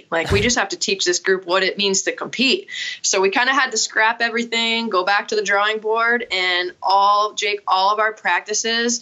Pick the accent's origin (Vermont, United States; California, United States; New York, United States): Vermont, United States; also born or lived in Connecticut; I am a Vermonter, so I'm back in my home state, but I grew up playing here